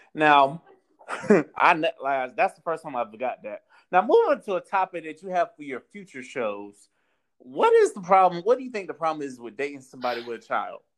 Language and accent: English; Florida, United States; accent: Southern; also born or lived in North Carolina / Georgia / Texas / Tallahassee, Florida; I'm born and raised in Florida.